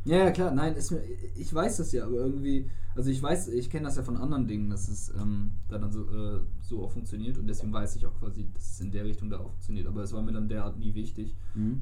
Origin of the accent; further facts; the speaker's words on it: Germany; wir kommen aus Deutschland